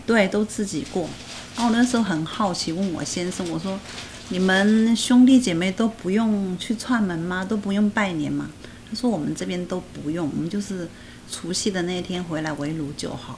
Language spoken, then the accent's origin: Chinese; Hubei, China; moved away as an adult; now in Taiwan; 我们湖北人就是，呃，娱乐的最多就是说，呃，赢了钱，一定要请，就是请很多人